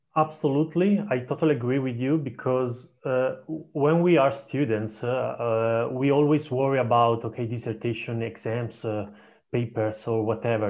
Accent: Italy; also born or lived in Durham, United Kingdom; I come from Italy

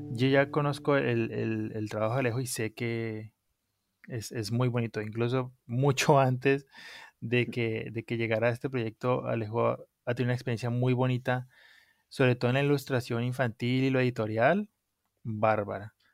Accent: Colombia; moved away; soy colombiano, soy un colombiano que vive fuera de Colombia.

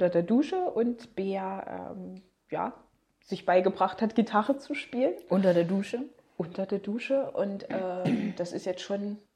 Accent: Thuringia, Germany; kommen wir aus Thüringen.

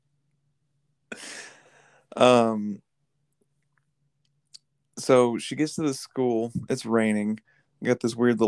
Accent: United States

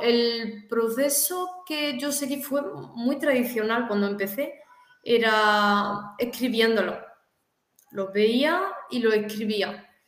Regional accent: Córdoba, Andalusia, Spain; moved away; also born or lived in China; soy de, España, concretamente de, Córdoba, una ciudad de Andalucía, en el sur de España

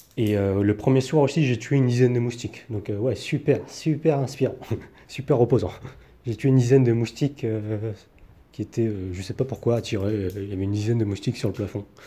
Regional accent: France; now in Taiwan; en tant que Français

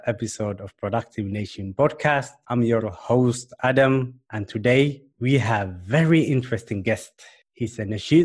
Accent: Finland; I'm from Finland and we also have harsh winters.

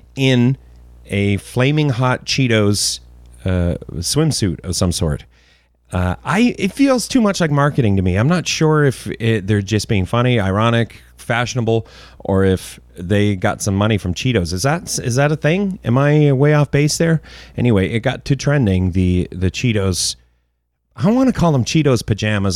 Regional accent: Canada; as a Canadian

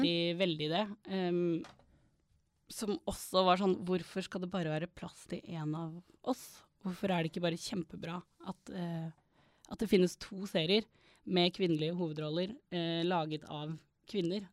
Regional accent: Stavanger, Rogaland, Norway; jeg vokste opp i Stavanger

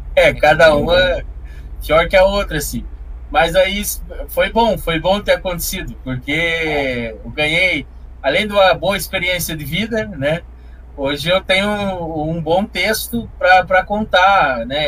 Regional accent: Curitiba, Paraná, Brazil; accent: interior do Paraná; Nasci em Curitiba e fui criado nas trevas aqui na região metropolitana

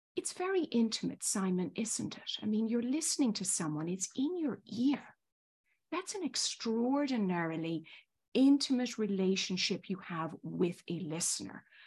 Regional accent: Ireland; moved away as an adult; also born or lived in Northern Ireland / Spain; now in New York, United States; as the accent probably still betrays, I was born and raised in Ireland, went to school in Ireland, Northern Ireland and Southern Ireland

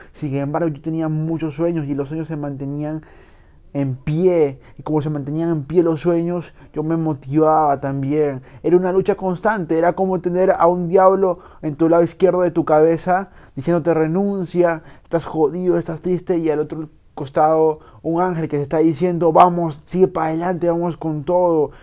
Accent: Peru

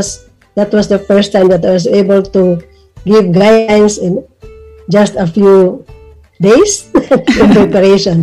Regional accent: Philippines; from the Philippines.

